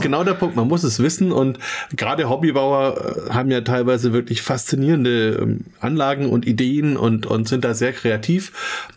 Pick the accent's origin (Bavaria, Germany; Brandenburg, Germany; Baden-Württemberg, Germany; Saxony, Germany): Bavaria, Germany; Franconia; als Franke